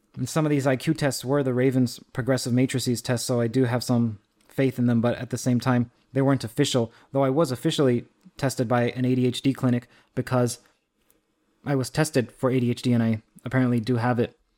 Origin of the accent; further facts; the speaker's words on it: Trinidad & Tobago; I'm from Trinidad.